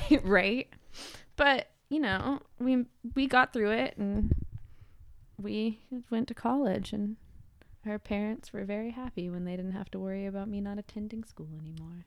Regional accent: California, United States; born or raised there

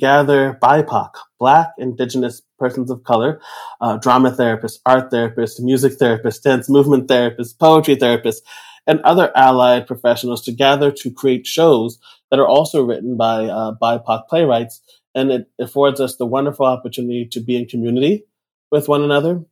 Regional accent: New York City, New York, United States; I grew up in New York. I still live here. I'm calling in today from Brooklyn, New York

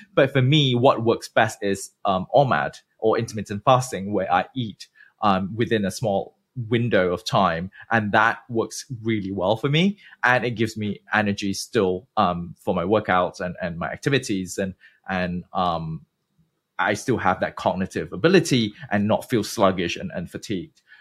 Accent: Malaysia; moved away as an adult; also born or lived in United Kingdom / New York, United States / New Jersey, United States / Germany; originally I'm from Malaysia, born and bred. I didn't leave the country until I was twenty

